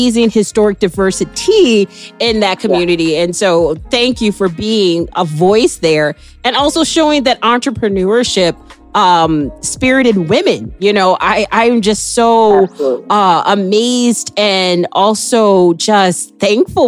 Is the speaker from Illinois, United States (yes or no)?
yes; Waukegan, Illinois, United States; I went to Waukegan, so we were rival high schools